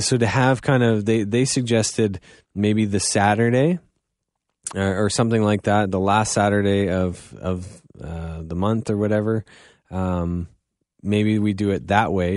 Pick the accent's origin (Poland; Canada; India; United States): Canada; Goderich, Ontario; now in London, Canada; I am from Godrich